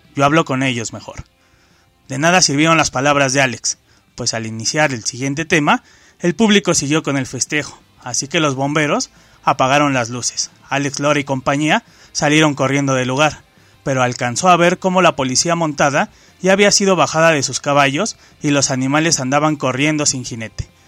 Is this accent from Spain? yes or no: no; Mexico; nos identifican como mexicanos